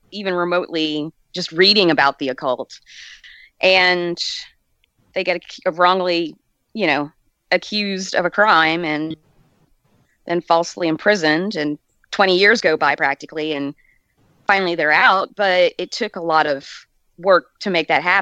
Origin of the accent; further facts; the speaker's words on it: Southern Alabama, United States; also born or lived in Southern California; I was born in Southern California, and then we moved to Southern Alabama, and so you're talking the Bible Belt